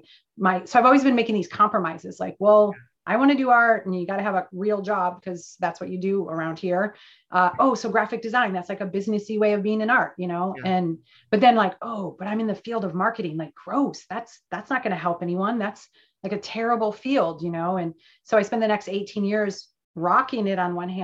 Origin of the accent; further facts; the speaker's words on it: Michigan, United States; now in California, United States; I'm from the Midwest, as we just discovered, and grew up in Michigan.